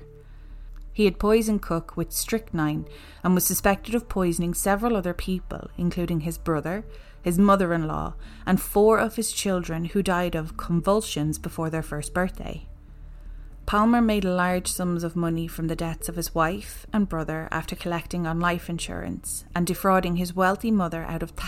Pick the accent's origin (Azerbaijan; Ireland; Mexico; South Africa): Ireland; we're an Irish podcaster